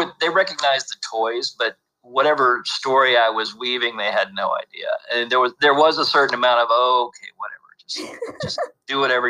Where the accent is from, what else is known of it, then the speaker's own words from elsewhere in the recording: Lexington, Kentucky, United States; but I was born and raised in Lexington and lived there. Well, I went to the University of Kentucky, got both of my degrees there.